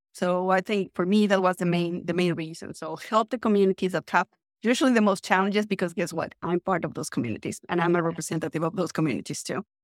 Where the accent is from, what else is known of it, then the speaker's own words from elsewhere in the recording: Mexico City, Mexico; English is a second language; moved away as an adult; now in San Francisco, United States; I'm originally from Mexico City, but I am actually joining the podcast from San Francisco today